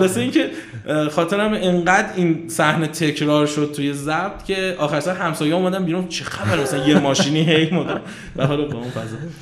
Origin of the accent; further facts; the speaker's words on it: Kashan, Isfahan, Iran; moved away as an adult; also born or lived in Tehran; من کاشانی هستم اصالتا اهل کاشانم بعد خب کاشان هم زندگی میکردم تا 86 که تهران قبول شدم دانشگاه